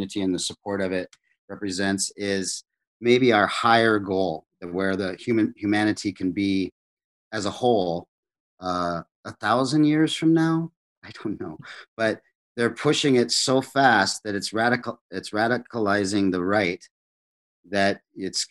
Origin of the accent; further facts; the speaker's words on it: South Dakota, United States; my white South Dakota farm community